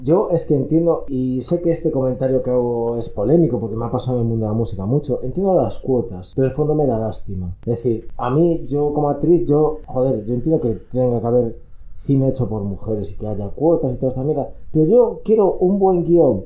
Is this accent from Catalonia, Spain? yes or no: no; Ourense, Galicia, Spain; moved away; yo soy de Urense y no voy mucho a Urense